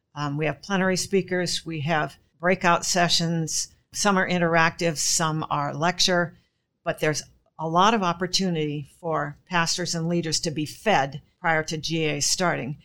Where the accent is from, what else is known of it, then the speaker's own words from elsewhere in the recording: Gig Harbor, Washington, United States; I'm from Gig Harbor, Washington, which is virtually nowhere compared to the rest of E P C world